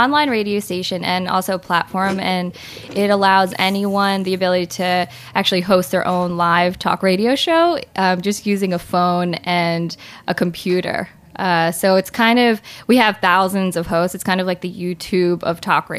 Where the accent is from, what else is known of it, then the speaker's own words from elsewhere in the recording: New Jersey, United States; moved away; I grew up in New Jersey